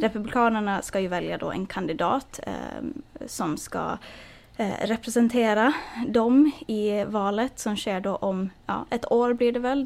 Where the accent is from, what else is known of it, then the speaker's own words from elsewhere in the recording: Finland; now in United States; hemma i Finland